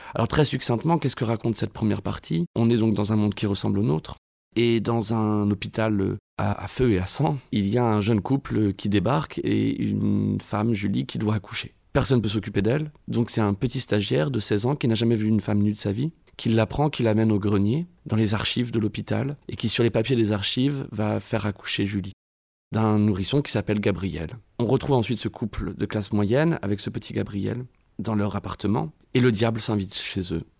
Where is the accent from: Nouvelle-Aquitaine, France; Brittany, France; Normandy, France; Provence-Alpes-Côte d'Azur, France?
Normandy, France; Évreux; moved away as an adult; je suis né à Évreux, j'ai grandi à Évreux toute ma jeunesse jusqu'à mes 18 ans